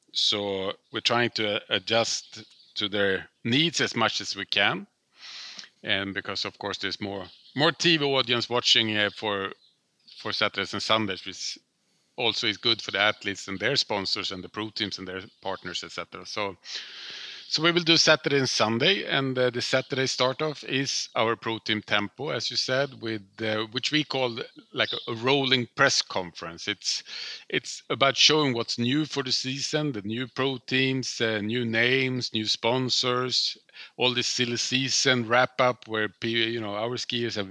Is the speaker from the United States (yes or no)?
no; Stockholm, Stockholm County, Sweden; I grew up in Stockholm